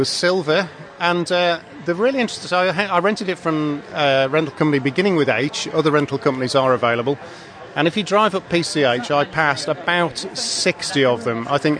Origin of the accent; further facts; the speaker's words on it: England, United Kingdom; And being an Englishman